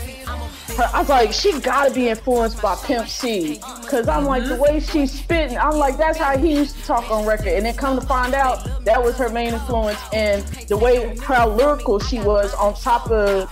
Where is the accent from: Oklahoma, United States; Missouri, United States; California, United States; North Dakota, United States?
Oklahoma, United States; Ardmore; I grew up in Ardmore, Oklahoma